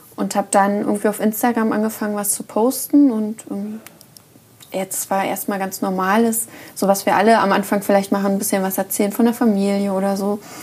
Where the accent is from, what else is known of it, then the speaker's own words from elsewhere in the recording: Uckermark, Brandenburg, Germany; moved away; also born or lived in Rostock / northern Germany; ich komme ja aus der Uckermark, also aus dem tiefsten Osten